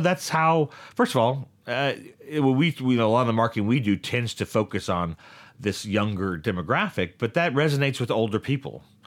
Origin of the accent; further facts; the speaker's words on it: Stockton, California, United States; I grew up in this town